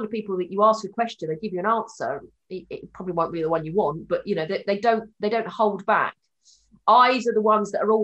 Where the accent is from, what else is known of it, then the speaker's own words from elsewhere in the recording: Haywards Heath, South East England, United Kingdom; I'm from Hayward Heath.